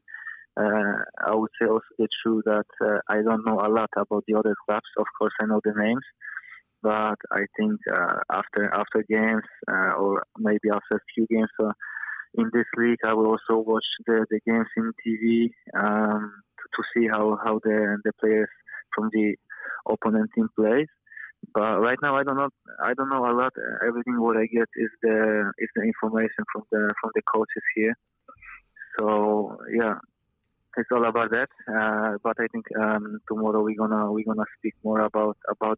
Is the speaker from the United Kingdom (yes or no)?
no; Poland; English is a second language; moved away as an adult; now in Wellington, New Zealand; I grew up in Poland